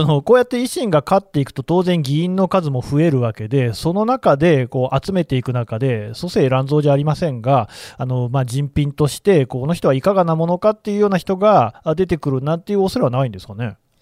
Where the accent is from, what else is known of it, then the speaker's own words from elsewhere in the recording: Nagoya, Aichi, Japan; moved away; 私は出身は名古屋で、まあ、言ってみれば都市部だったので